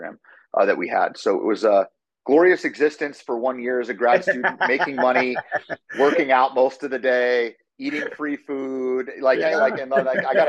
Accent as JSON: {"language": "English", "town": "Erie", "region": "Pennsylvania", "country": "United States", "tie": "born or raised there", "also_born_or_lived": "Muncie, Indiana", "moved": "yes", "said": "I was born and raised in Erie, Pennsylvania, by my mom and dad"}